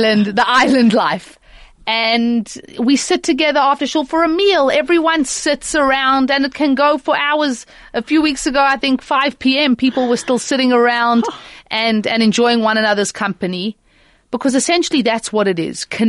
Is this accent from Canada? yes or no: no; Johannesburg, Gauteng, South Africa; moved away as an adult; now in Mauritius; growing up in Johannesburg